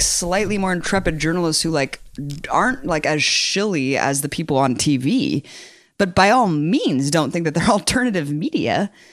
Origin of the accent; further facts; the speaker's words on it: United States; I'm American